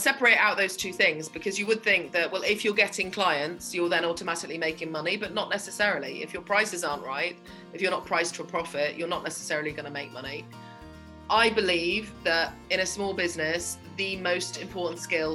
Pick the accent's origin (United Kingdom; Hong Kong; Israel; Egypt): United Kingdom; England; moved away as an adult; also born or lived in Ireland; now in Belfast, United Kingdom; My accent isn't from Belfast because I was born in England and grew up there.